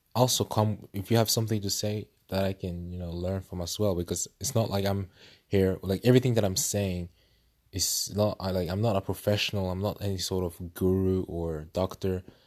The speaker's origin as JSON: {"language": "English", "country": "Norway", "said": "I'm 20 years old and I come from Norway"}